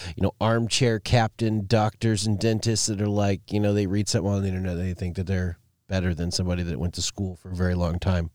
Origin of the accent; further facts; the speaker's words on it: Alaska, United States; growing up in Alaska